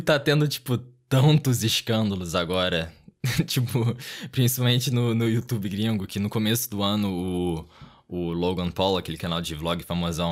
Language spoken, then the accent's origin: Portuguese; Rio de Janeiro, Brazil; accent: chiado; Isso do Rio. Provavelmente dá pra ouvir por causa do sotaque